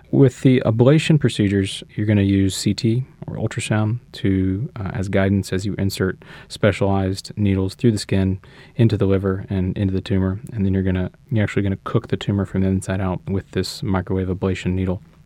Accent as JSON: {"language": "English", "town": "Shreveport", "region": "Louisiana", "country": "United States", "tie": "born or raised there", "also_born_or_lived": "Houston, Texas / Los Angeles, California", "moved": "as an adult", "lives_now": "New Orleans, United States", "said": "I'm from Louisiana, uh, grew up in North Louisiana in Shreveport."}